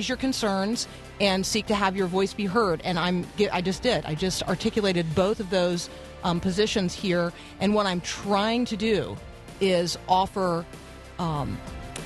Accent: Tampa, Florida, United States; I grew up in Tampa

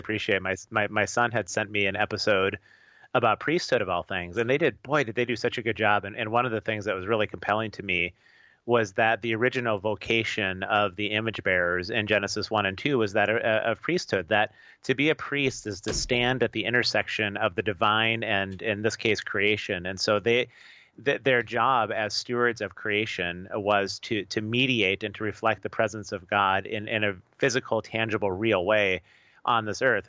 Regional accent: United States; as American believers

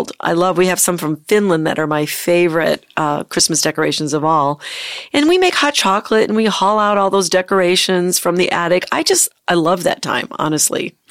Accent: the North, United States; I grew up in the North

